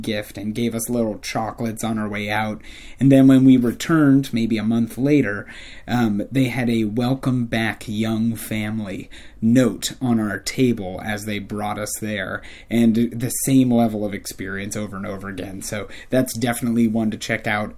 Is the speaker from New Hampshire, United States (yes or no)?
yes; New Hampshire, United States; now in Orlando, United States; I grew up in New Hampshire.